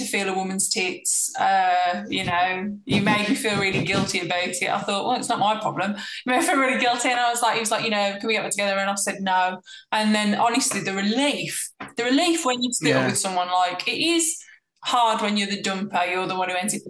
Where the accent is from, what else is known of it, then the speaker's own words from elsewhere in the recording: Black Country, West Midlands, United Kingdom; my hometown in the Black Country